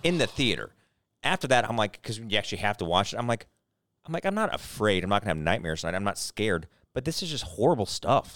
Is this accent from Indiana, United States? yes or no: no; St. Louis, Missouri, United States; also born or lived in Germany; Oh, Saint Louis